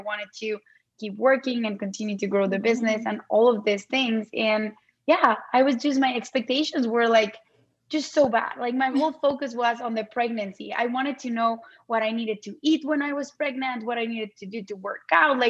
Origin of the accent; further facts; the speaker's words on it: Mexico City, Mexico; moved away as an adult; also born or lived in Arizona; now in United States; I am originally from Mexico City. I moved to the States in 2009 to do my MBA.